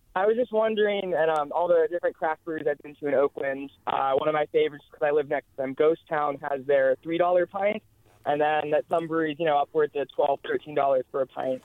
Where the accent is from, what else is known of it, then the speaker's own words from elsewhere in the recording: Colombia; now in Martinez, United States; I'm from Colombia and my wife is from Puerto Rico